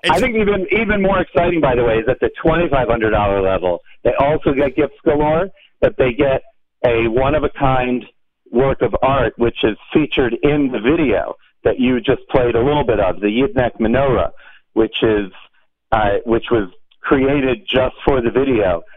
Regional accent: Virginia, United States; now in Hollywood, Florida, United States; I grew up in Virginia

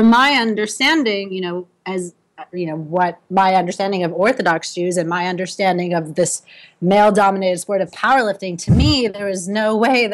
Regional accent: outside of Philadelphia, Pennsylvania, United States; moved away as an adult; also born or lived in Medford, Massachusetts / Brooklyn, New York; now in New York, United States; I grew up outside of Philadelphia

